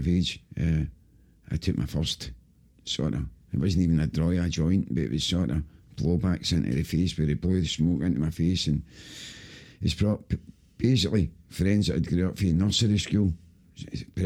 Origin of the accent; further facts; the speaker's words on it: Glasgow, Scotland, United Kingdom; I grew up in Pollock, Dolman Side Road in Pollock.